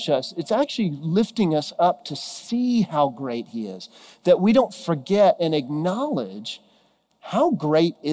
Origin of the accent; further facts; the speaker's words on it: Texas, United States; moved away; I'm originally from Texas, and grew up there